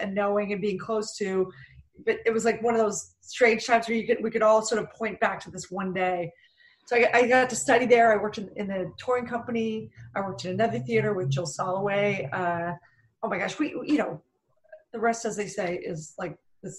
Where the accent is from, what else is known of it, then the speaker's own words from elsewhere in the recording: Philadelphia, Pennsylvania, United States; now in Los Angeles, United States; I'm originally from Philadelphia. I'm one of seven kids. My dad owned a bar